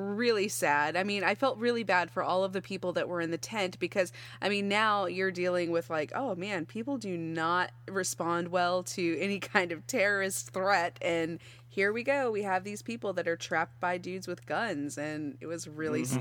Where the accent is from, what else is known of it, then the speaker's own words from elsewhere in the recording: Texas, United States; born and raised in Texas, and we raised cattle for a very long time